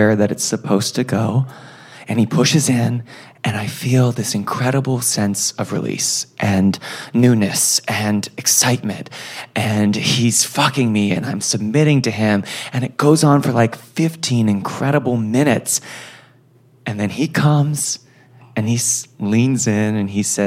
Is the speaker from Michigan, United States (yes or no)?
no; New York City, New York, United States; New York City